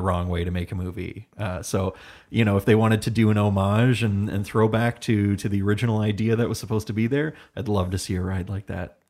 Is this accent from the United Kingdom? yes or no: no; Hamilton, Ontario, Canada; I am from Hamilton, Ontario